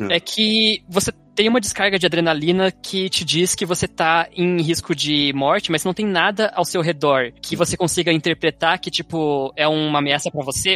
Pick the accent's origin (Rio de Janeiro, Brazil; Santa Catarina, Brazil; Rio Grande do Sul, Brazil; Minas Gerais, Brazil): Santa Catarina, Brazil; Garuva; meu pai criou um lugar em Garuva ali, que é, que é onde eu meio que cresci ali no Monte Cristo